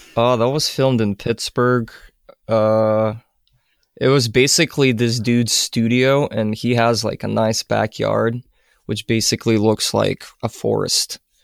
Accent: Ukraine; moved away; I'm originally from Ukraine

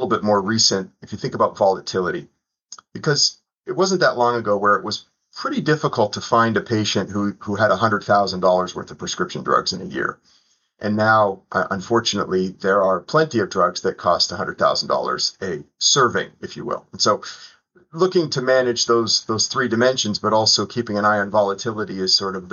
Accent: Toronto, Ontario, Canada; moved away as an adult; also born or lived in Southeastern United States; now in United States; Toronto where I grew up

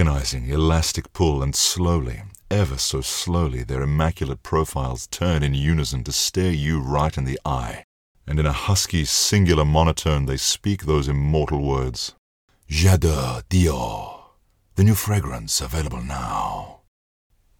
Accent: Australia; accent: Australian; my Australian accent

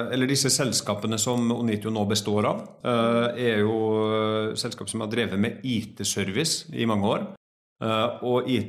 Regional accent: Trondheim, Trøndelag, Norway; now in Oslo, Norway; Eh, jeg kommer egentlig fra Trondheim, så jeg har litt sånn utvanna dialekt. Eh, høres helt merkelig ut. Eh, har tre barn, bor i Oslo.

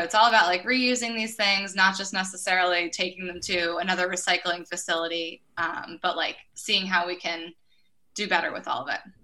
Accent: Orwigsburg, Pennsylvania, United States; I'm actually from Orwigsburg, Pennsylvania. It's a super small town that most people have never heard

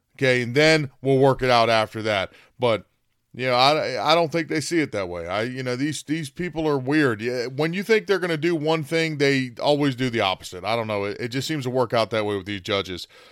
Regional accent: United States; We're Americans

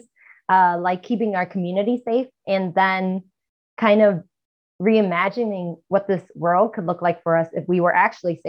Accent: New York City, New York, United States; also born or lived in Queens, New York; I'm from Chinatown in Manhattan. I live in Queens, New York now

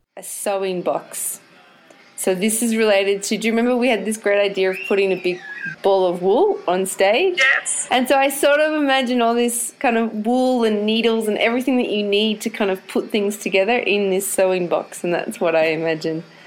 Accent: Melbourne, Victoria, Australia; moved away as an adult; now in Ballarat, Australia; I've lived in Ballarat for the last 10 years or so and made a home here, but I was born and bred in Melbourne

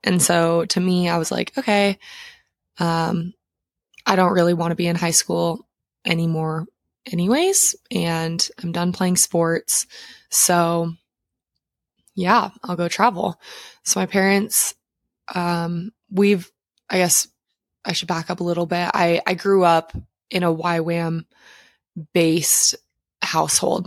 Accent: Montana, United States; I grew up in Montana

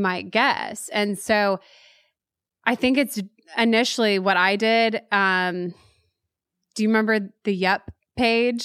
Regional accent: Waco, Texas, United States; born or raised there; moved away as an adult; now in Nashville, United States

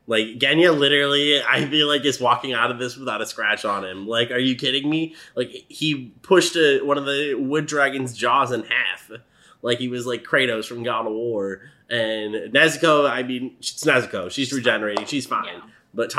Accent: United States; Sorry, we're American.

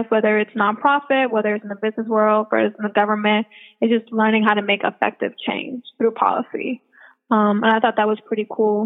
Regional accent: Washington, District of Columbia, United States; I was born in Washington, D.C.

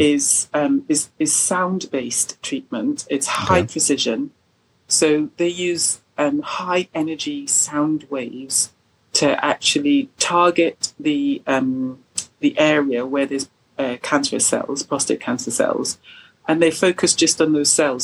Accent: Trinidad & Tobago; now in Kent, United Kingdom; I'm from the Caribbean, from Trinidad

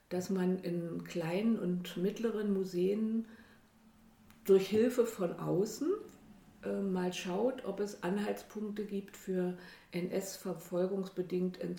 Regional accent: Berlin, Germany; Ich komme aus Berlin.

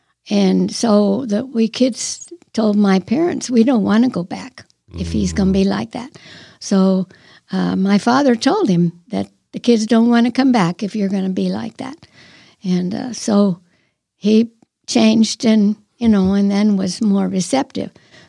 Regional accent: Ohio, United States; also born or lived in Pennsylvania; I was born in Pennsylvania, then we moved to Ohio after a couple of years.

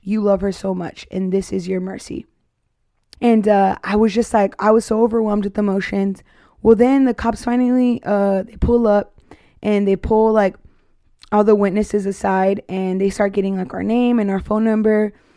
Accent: Arizona, United States; now in Texas, United States; I'm from Arizona

